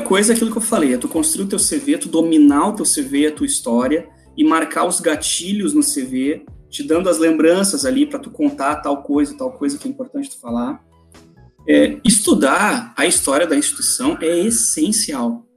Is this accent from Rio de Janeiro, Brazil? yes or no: no; Porto Alegre, Rio Grande do Sul, Brazil; minha opção era a faculdade federal em Porto Alegre, eu sou de Porto Alegre